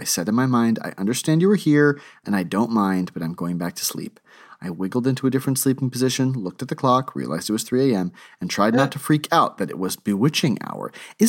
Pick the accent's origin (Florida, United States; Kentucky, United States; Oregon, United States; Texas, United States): Texas, United States; This was one of my first times really driving around in the Northeast. I grew up in Texas.